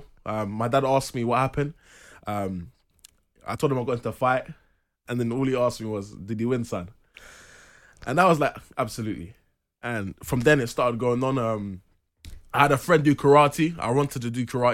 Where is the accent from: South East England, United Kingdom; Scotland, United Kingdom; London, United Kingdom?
London, United Kingdom; I grew up in Southeast London, Penge.